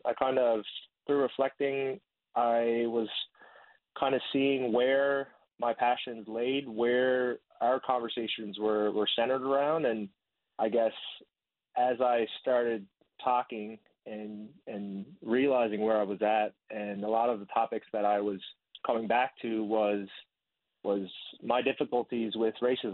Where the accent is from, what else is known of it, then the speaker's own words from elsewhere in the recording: Corner Brook, Newfoundland and Labrador, Canada; also born or lived in Blanc-Sablon, Quebec / Vietnam; I spent most of my time growing up in Corner Brook. Before that, I was in Blanc-Sablon, Quebec. I'm adopted from Vietnam.